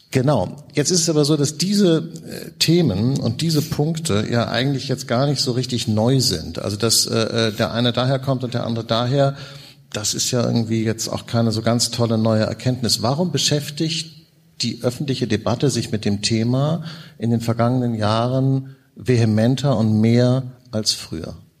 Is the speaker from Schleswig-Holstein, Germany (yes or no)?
no; Hamburg, Germany; ich komme aus Hamburg